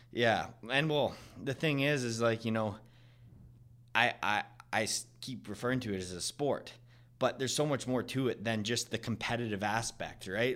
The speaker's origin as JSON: {"language": "English", "town": "Vernon", "region": "British Columbia", "country": "Canada", "said": "I'm from Vernon"}